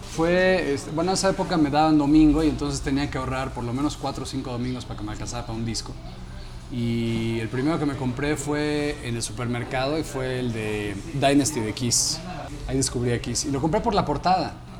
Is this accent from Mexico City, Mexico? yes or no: yes; Mexico City, Mexico; yo crecí también pues, en la Ciudad de México